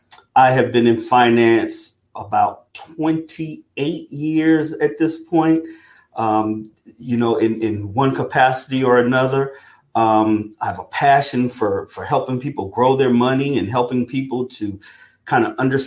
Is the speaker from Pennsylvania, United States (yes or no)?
no; South Carolina, United States; And I'm originally from South Carolina, but I have grown up and traveled all around the world.